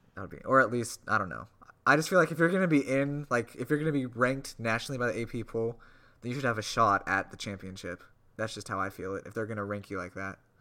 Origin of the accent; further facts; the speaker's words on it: suburb of Indianapolis, United States; moved away; I grew up in a really large suburb where I could pretty much see the Indianapolis skyline